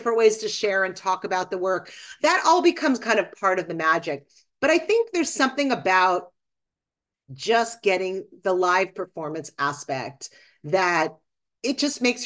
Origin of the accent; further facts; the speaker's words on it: Boston, Massachusetts, United States; I grew up in Boston